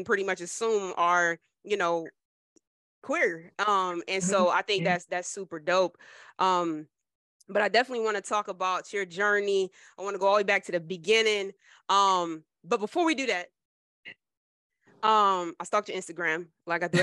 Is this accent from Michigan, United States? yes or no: no; Trenton, New Jersey, United States; Jersey, I'm from Jersey. I'm from Trenton